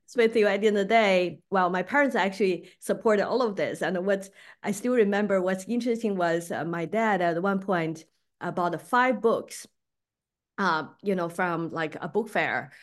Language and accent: English; Beijing, China; moved away as an adult; I grew up there. I finished college, uh, in Beijing